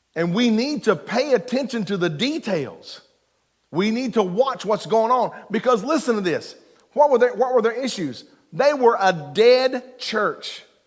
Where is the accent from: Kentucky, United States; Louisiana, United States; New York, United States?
Kentucky, United States; Eastern; I'm from Eastern Kentucky